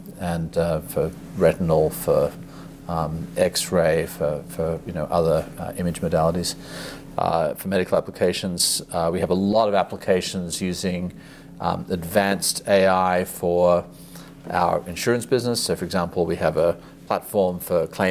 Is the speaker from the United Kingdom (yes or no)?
no; Australia; moved away as an adult; also born or lived in Asia; I grew up in Australia, but spent most of my career in Asia.